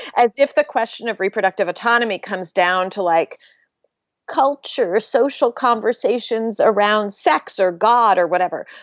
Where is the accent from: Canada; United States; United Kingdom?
United States; Pennsylvania; growing up in Pennsylvania